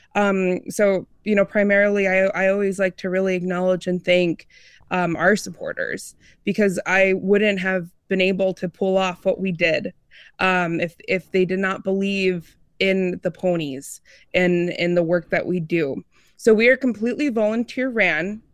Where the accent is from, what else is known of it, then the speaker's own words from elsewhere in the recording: Midwest, United States; also born or lived in Seattle; now in Red Wing, Minnesota, United States; I'm originally from the Midwest